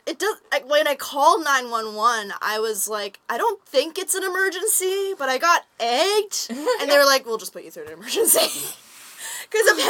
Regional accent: near Mount Washington, Vancouver Island, British Columbia, Canada; I grew up near Mount Washington on Vancouver Island

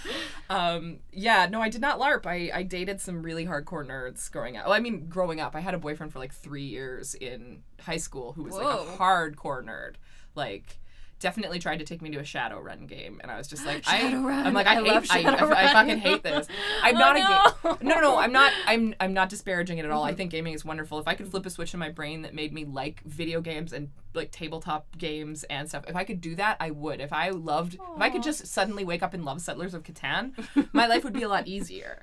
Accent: Delta, British Columbia, Canada; But I grew up in North Delta

